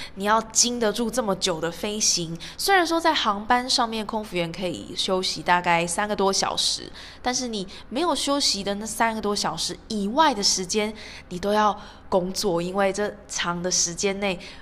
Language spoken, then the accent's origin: Chinese; Taiwan; now in Doha, Qatar; 有我，台湾